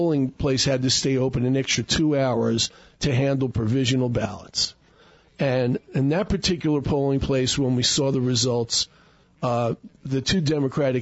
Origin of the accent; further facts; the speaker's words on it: New York, United States; moved away as an adult; now in Sedona, United States; I'm in New York